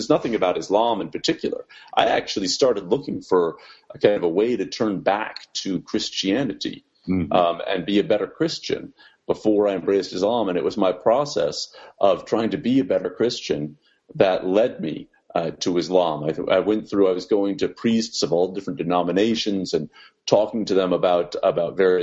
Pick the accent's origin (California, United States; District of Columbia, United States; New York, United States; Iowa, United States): District of Columbia, United States; Washington; born and raised in Washington, D.C.